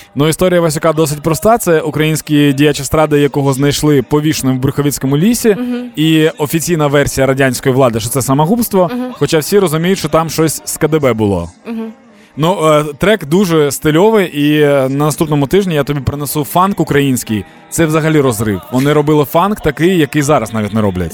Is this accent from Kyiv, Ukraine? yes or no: no; Dnipro, Dnipropetrovsk Oblast, Ukraine; moved away; мій рідний Дніпро